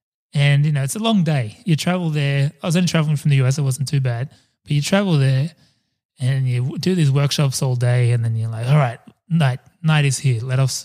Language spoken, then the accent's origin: English; Sydney, New South Wales, Australia; I'm like, I'm from Sydney.